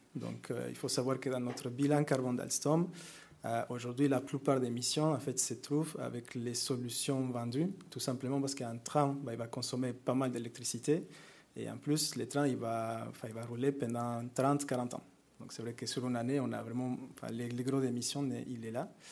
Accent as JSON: {"language": "French", "country": "Mexico", "second_language": "French", "moved": "yes", "said": "moi je viens du Mexique. Donc vous m'excusez avec l'accent"}